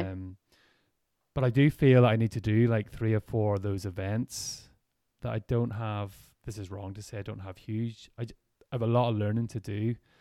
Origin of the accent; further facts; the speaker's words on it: Ireland; we're from Ireland